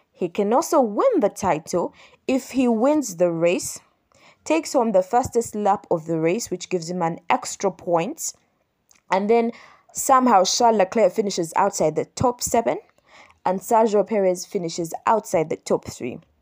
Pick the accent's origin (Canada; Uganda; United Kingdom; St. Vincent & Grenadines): Uganda; Kampala, Central Region; As you know, I am from Uganda. I'm from Kampala, Uganda